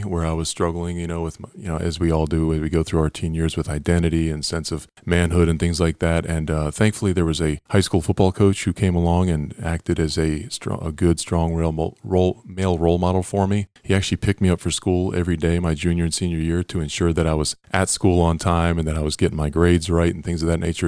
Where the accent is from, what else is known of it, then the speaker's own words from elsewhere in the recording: Pennsylvania, United States; I grew up on the East Coast, uh, in Penn, in Pennsylvania primarily